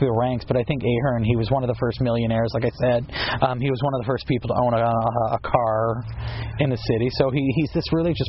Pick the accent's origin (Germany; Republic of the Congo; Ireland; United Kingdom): Ireland; And as an Irishman, it's always a thrill to be able to talk about our own.